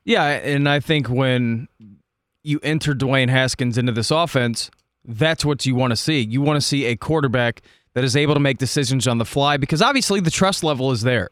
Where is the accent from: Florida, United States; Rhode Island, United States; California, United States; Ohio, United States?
Ohio, United States; Dayton; I grew up in Dayton, uh, which is about you know, an hour away from Columbus to the Southwest